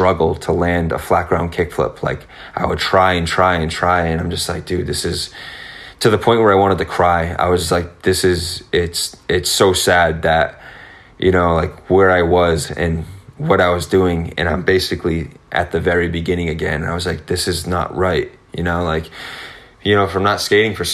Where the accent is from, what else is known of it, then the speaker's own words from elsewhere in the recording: Massachusetts, United States; I grew up here.